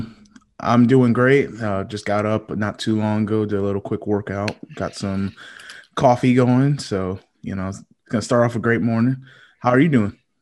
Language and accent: English; Connecticut, United States; now in Fayetteville, United States; I was born in Connecticut